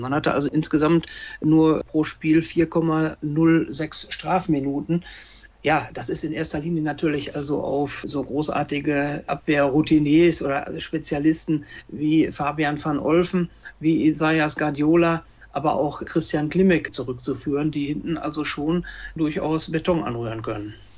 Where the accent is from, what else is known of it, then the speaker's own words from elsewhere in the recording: Lippe, North Rhine-Westphalia, Germany; Hier bei uns in Lippe, das ist ja eine sehr ländlich geprägte Region